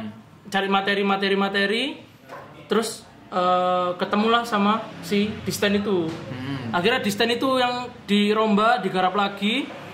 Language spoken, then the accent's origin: Indonesian; Surabaya, East Java, Indonesia; Surabaya of course karena itu kotaku